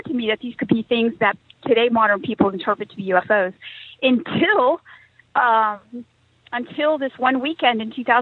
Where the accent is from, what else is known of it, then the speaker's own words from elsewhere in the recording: California, United States; I'm from California. I grew up during the dot-com boom there. I live around Silicon Valley